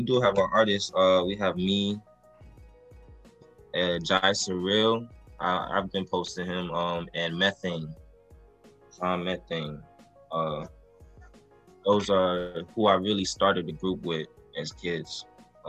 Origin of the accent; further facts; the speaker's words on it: Florida, United States; I'm from Florida.